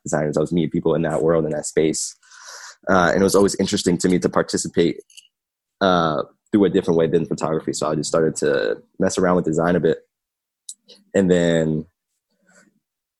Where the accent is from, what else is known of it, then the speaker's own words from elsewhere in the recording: Philadelphia, Pennsylvania, United States; Born and raised in North Philly.